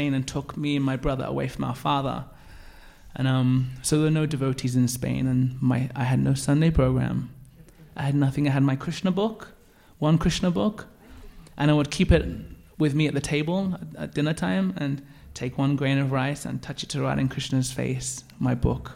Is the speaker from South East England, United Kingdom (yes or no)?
no; Birmingham, West Midlands, United Kingdom; growing up in Birmingham, and especially in a bit of a rough area